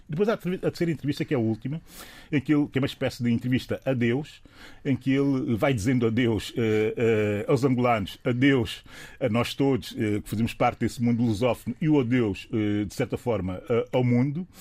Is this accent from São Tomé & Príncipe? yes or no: yes; São Tomé & Príncipe; eu, que sou São Tomense